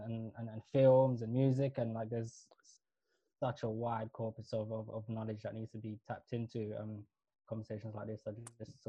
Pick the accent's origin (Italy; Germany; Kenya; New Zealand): Kenya; I'm East African and South Asian. East African as in, so I was born in Kenya. My parents were born and grew up in Somalia, but we're mixed even within Somalia. We were a mixed tribe, Badawani, Swahili, X, Y, and Z.